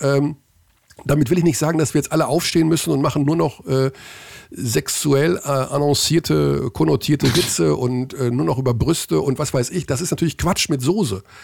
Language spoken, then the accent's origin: German; Hagen, North Rhine-Westphalia, Germany; in Hagen, in meiner Heimat